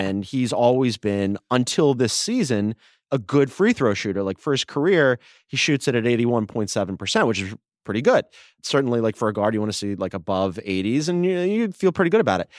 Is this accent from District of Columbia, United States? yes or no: no; Delaware County, outside Philadelphia, Pennsylvania, United States; moved away; I grew up in Delaware County, just outside of Philadelphia